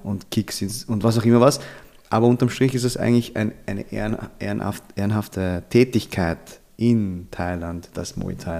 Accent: Vienna, Austria; meine Eltern kommen aus den Philippinen, ich bin okay. in Wien aufgewachsen

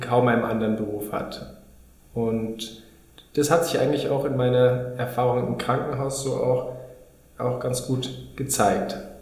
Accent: Munich, Bavaria, Germany; moved away as an adult; also born or lived in Regensburg; now in Berlin, Germany; Ich komme ursprünglich aus München. Da bin ich äh, geboren worden und wurde da groß

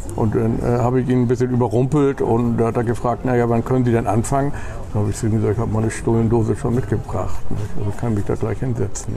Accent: Hamburg, Germany; moved away as an adult; now in Bremen, Germany; ich bin in Hamburg geboren

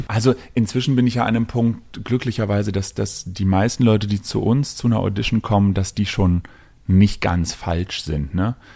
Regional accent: Berlin, Germany; ich bin ja Berliner und hier groß geworden

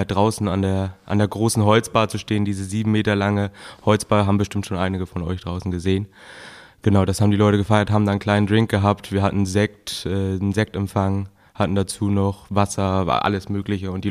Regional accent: Gülzow, Germany; Also ich komme aus, aus Gülzow, ich bin 21 Jahre alt

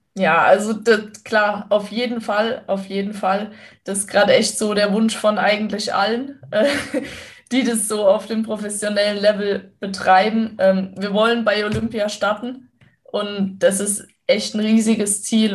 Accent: western Germany, Germany; da, wo ich aufgewachsen bin

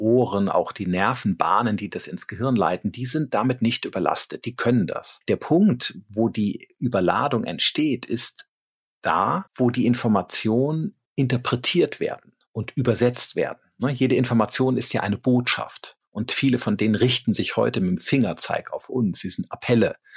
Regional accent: Rhineland, Germany; now in Regensburg, Germany; ich komme aus dem Rheinland

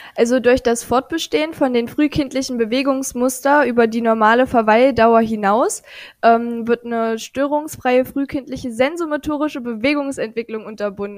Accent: Aschersleben, Saxony-Anhalt, Germany; Ich komme aus Aschersleben. Das ist tatsächlich die älteste Stadt Sachsen-Anhalts

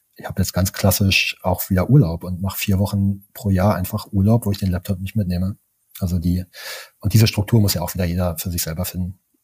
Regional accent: East Germany, Germany; ich bin im Osten von Deutschland groß geworden

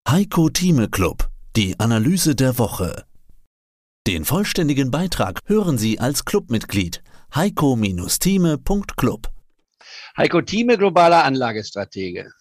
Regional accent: Leipzig, Saxony, Germany; ich bin ja in Leipzig geboren vor 78 Jahren

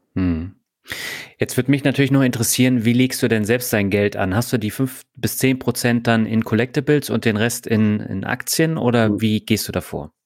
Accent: Berlin, Germany; ich bin ja auch in Berlin aufgewachsen

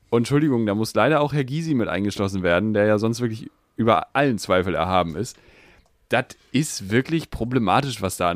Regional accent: Netherlands; Ich bin ja eigentlich Niederländer.

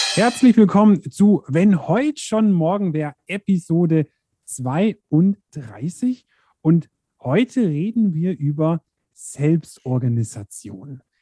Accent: Allgäu, Germany; bei uns im Allgäu

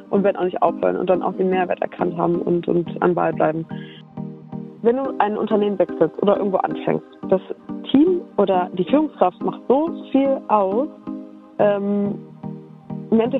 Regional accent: Düsseldorf, North Rhine-Westphalia, Germany; Düsseldorf, Au. meine Heimat.

